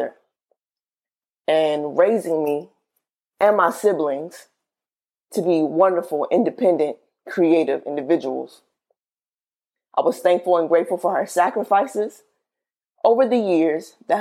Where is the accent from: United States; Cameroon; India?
United States; the South; I'm from the South